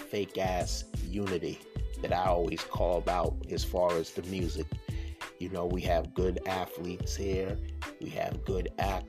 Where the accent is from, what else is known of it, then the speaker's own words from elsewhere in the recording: Boston, Massachusetts, United States; I'm from Boston.